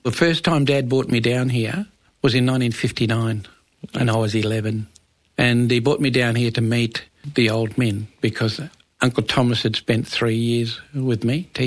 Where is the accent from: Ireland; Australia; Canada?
Australia; Geraldton, Western Australia; We grew up in Geraldton and it wasn't on my home country.